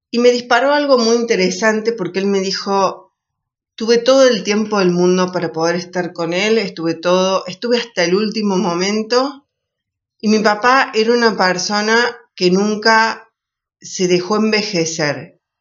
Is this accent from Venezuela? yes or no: no; Argentina